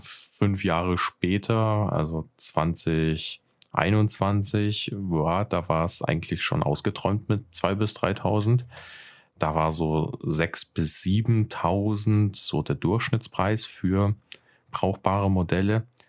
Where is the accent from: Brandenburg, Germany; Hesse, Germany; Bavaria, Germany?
Bavaria, Germany; Nuremberg; 27, bin aus Nürnberg